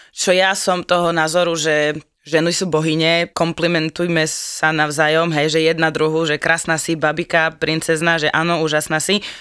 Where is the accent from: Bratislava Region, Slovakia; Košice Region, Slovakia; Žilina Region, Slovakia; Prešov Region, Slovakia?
Košice Region, Slovakia; Košice; moved away as an adult; now in Nitra, Slovakia; Košic, pôvodne, pochádzam. Hrdý Košičan, varený, pečený. Ale žijem, študujem, fungujem, existujem už 5 rokov v Nitre.